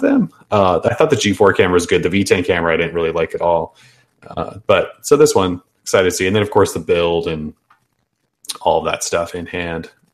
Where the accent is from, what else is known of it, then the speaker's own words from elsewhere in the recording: United States; we're American